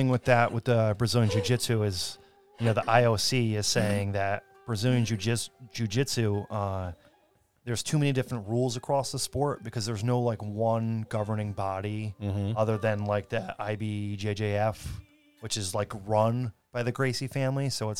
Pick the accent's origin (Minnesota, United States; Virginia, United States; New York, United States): New York, United States; I'm from New York.